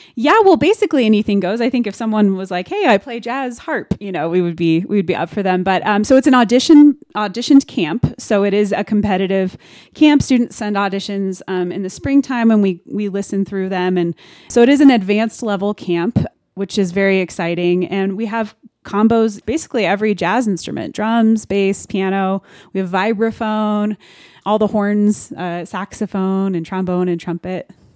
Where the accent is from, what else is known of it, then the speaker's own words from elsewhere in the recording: Denver, Colorado, United States; I am born and raised in Denver, Colorado